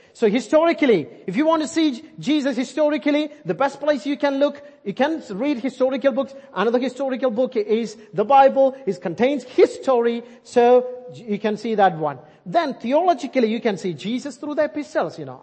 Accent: India; English is a second language; moved away; I'm Indian

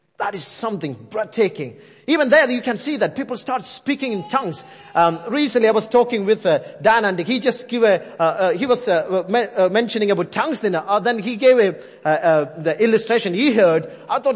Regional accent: India; accent: Indian; I'm sticking with my Indian accent now

